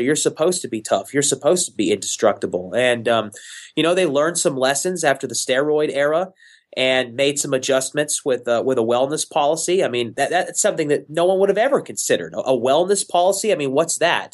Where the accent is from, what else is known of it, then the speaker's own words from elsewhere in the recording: Houston, Texas, United States; my hometown, Houston, Texas.